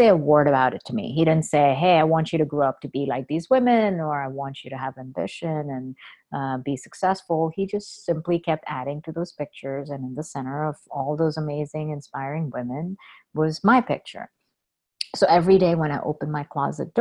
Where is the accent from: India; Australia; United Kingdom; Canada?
India; also born or lived in Boston; now in United States; I grew up in India